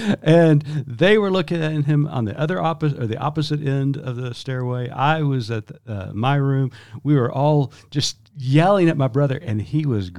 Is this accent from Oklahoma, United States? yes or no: yes; Tulsa, Oklahoma, United States; growing up in Tulsa